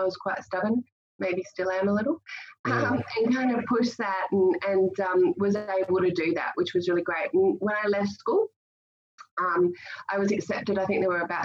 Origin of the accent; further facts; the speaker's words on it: Sydney, New South Wales, Australia; also born or lived in North Shore, Sydney / Central Coast / Blue Mountains; I grew up in the Eastern Suburbs